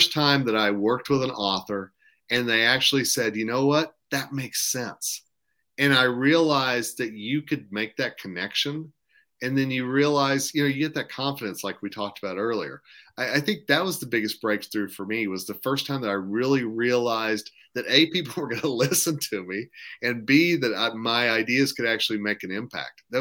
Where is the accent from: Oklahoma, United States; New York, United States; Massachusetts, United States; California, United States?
Oklahoma, United States; Tulsa; moved away as an adult; now in Colorado, United States; I'm from Tulsa